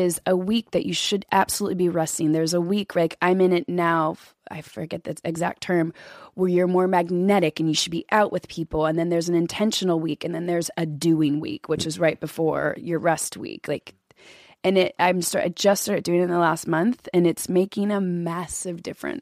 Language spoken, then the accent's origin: English; Kentucky, United States; I grew up in Kentucky